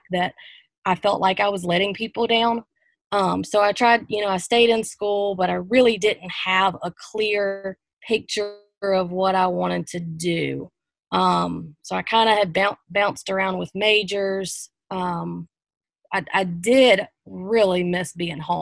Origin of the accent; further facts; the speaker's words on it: United States; moved away as an adult; also born or lived in Columbia / Charleston; Moved away from my hometown of Pomeri, so about 2 hours away